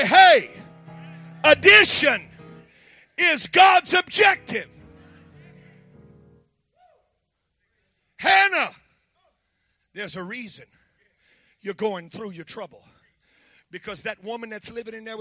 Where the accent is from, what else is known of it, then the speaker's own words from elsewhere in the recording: Louisiana, United States; I'm from Louisiana.